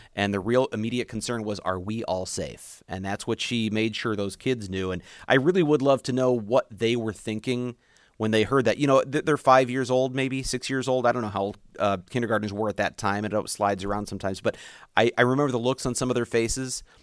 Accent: United States; my duty as an American

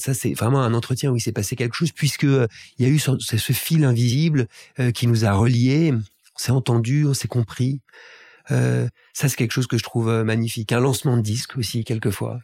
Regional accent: La Celle-Saint-Cloud, Île-de-France, France; also born or lived in Paris / Wimbledon, London; je suis né à Paris, mais j'ai grandi en banlieue parisienne, en banlieue ouest, dans une famille extrêmement bourgeoise, à la Selle-Saint-Cloud

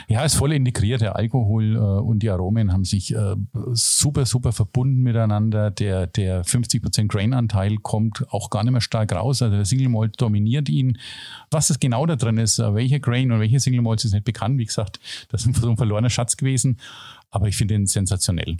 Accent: Germany; als Deutscher

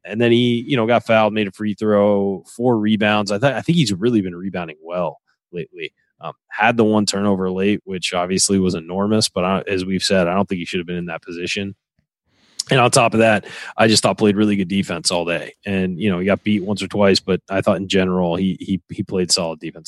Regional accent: Southern California, United States; growing up in Southern California, I, you know, was a Laker fan

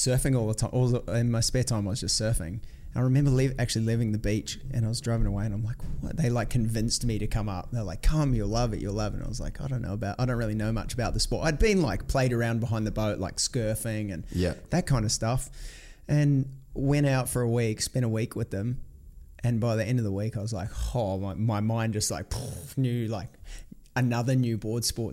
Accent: New Zealand; moved away as an adult; also born or lived in Florida; grew up in a small town in New Zealand

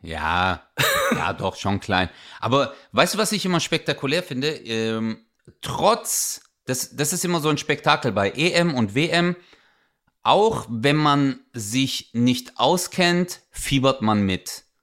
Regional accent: Germany; Ich so, Deutschland

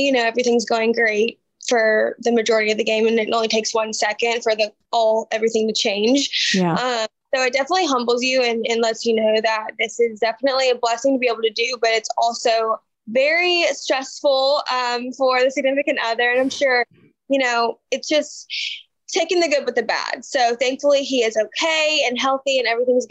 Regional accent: Alabama, United States; I grew up in Alabama, went to the University of Alabama

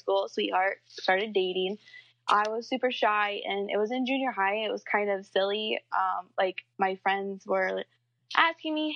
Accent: Midwest, United States; I'm from the Midwest, and I am 24.

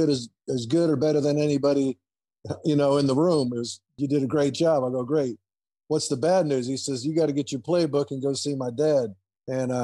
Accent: Boca Raton, Florida, United States; Boca Raton, Florida, my hometown

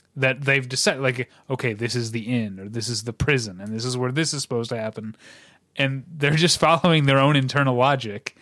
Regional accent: St. Louis, Missouri, United States; now in Southern California, United States; my hometown of Saint Louis

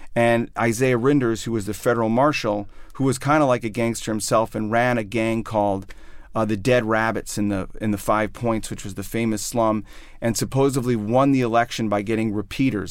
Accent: outside of Chicago, Illinois, United States; moved away as an adult; also born or lived in New York; I grew up outside of Chicago

